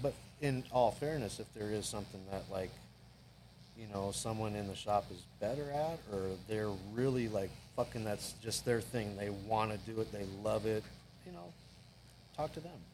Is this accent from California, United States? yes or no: no; Everett, Washington, United States; there was a tattoo shop in Everett that was close to my high school